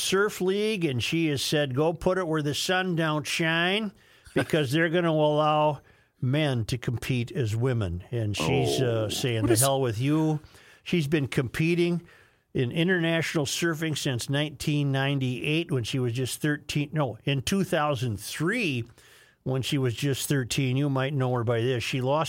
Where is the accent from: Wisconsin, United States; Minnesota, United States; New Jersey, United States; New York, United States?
Wisconsin, United States; Superior; I remember hearing adults speak of this as a kid growing up in Superior.